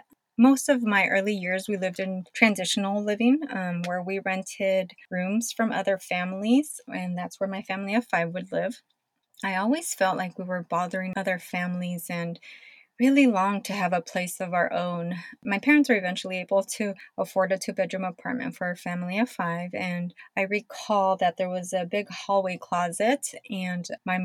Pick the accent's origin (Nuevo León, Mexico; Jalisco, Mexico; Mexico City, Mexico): Jalisco, Mexico; born there; moved away; So, as a start, I was born in Jalisco, Mexico.